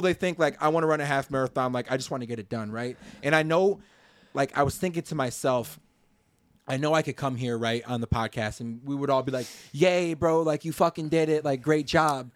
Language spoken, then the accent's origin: English; Chicago, Illinois, United States; I'm from the Chicago area